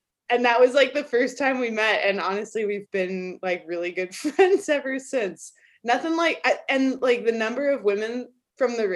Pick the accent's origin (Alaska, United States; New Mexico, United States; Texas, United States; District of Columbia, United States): New Mexico, United States; Albuquerque; moved away as an adult; now in Durango, United States; I grew up in Albuquerque, which is like 3.5 hours south of here